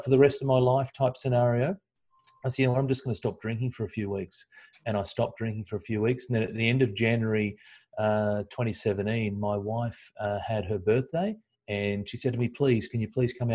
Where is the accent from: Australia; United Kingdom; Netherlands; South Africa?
Australia; as an Aussie